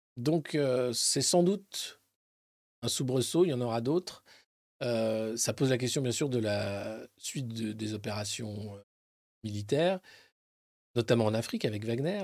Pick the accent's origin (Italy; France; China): France; en tant que Français